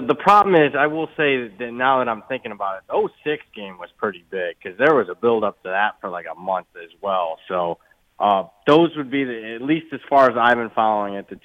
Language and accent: English; Toledo, Ohio, United States; moved away; I'm from Toledo, Ohio, and if you know anything about the rivalry, that's basically ground zero for Ohio State, Michigan